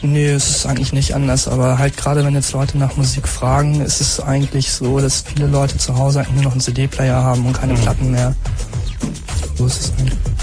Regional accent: Hamburg, Germany; now in Berlin, Germany; ich komme eigentlich aus Hamburg

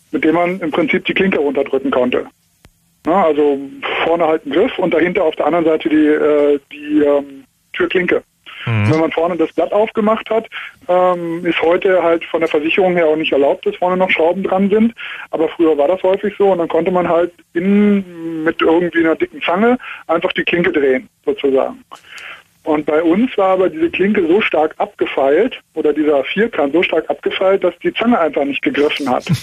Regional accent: Cologne, North Rhine-Westphalia, Germany; now in Munich, Germany; Ja, ich komme eigentlich aus Köln, das wäre noch weiter, aber bin hier in der Diaspora in München.

